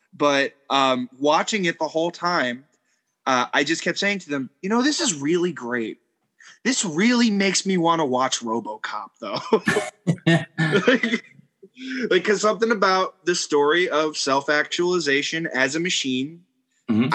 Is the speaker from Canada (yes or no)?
no; New York, United States; growing up in New York